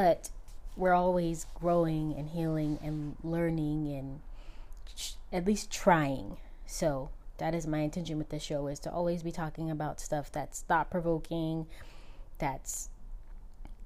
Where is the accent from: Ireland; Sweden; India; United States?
United States; Southern California; I am from California, and I've born and raised in California. I've only left a couple of times, Southern California to be exact